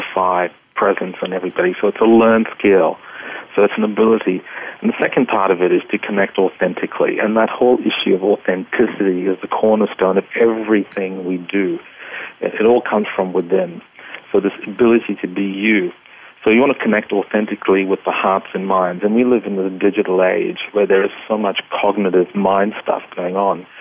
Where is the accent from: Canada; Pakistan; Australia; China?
Australia; accent: Australian; also born or lived in Kolkata, India; I was born in Calcutta and grew up in Australia